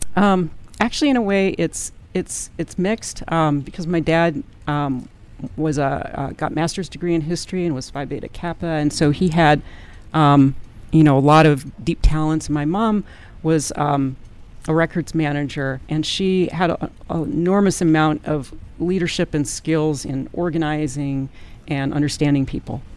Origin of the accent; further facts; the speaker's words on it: Madison, Wisconsin, United States; I'm originally from Madison, Wisconsin